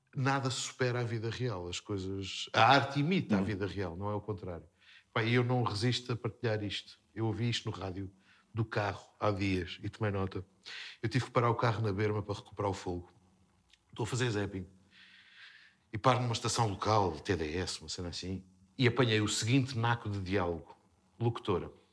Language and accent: Portuguese; Terceira, Azores, Portugal; accent: Terceira accent; Nós, na terceira, basicamente, nós falamos rápido e comemos os R's.